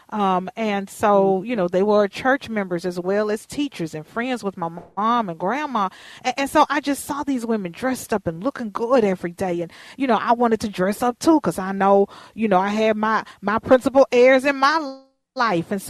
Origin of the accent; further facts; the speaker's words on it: Houston, Texas, United States; now in Minnesota, United States; I grew up in Houston where you had to go to the school in your neighborhood because of districting and, and the regulations there.